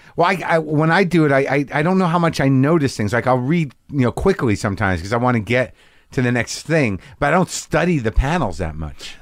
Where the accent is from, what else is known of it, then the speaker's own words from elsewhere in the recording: New Mexico, United States; I grew up in New Mexico